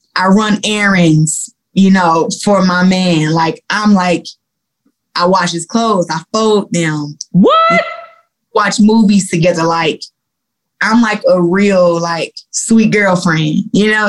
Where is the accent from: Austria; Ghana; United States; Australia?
United States; Flint, Michigan; I'm from Flint and I and I grew up in Flint